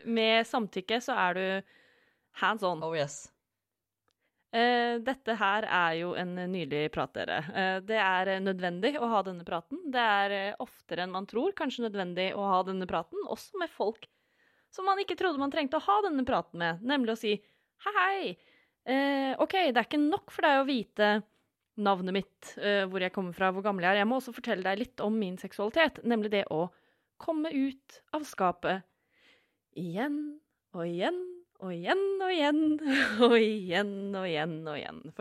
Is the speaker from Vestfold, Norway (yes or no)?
yes; Vestfold, Norway; Jeg er fra Vestfold.